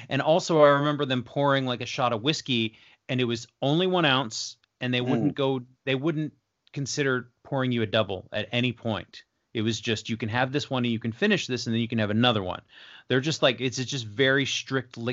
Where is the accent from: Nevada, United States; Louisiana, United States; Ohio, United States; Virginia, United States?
Nevada, United States; Las Vegas; I'm from Vegas